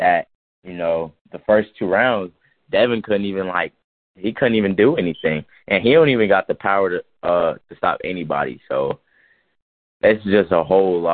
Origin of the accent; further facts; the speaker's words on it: Georgia, United States; moved away; that's my hometown. That's where I originally grew up at.